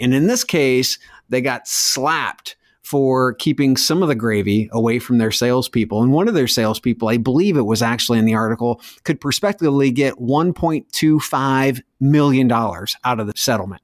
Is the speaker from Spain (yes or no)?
no; Scotland, United Kingdom; from Scotland, the country which brought you electricity